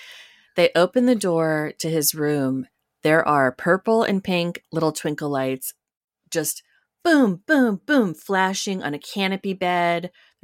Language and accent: English; New York, United States; And I'm a New Yorker. So everything's up for negotiations, right?